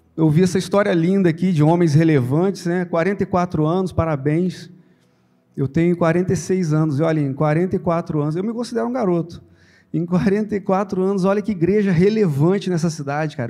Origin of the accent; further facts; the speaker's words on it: Santo Antônio de Pádua / Miracema area, Rio de Janeiro, Brazil; now in Cabo Frio, Brazil; lá do interior, lá, um, um, exemplo lá de onde eu sou, de Pádua, Miracema, aquela região lá